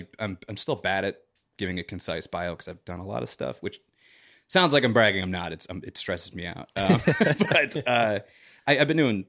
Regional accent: Chicago, Illinois, United States; You know, like I said, I'm from Chicago. Both my parents were born and raised in the South Side. And, you know, a lot of my family still lives there. And, you know, traditional South Side Irish.

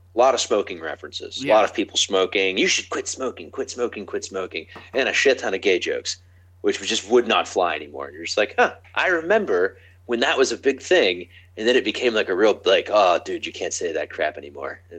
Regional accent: Appalachia, United States; I'm from Appalachia. Like, some of the shit that was going on in my middle school

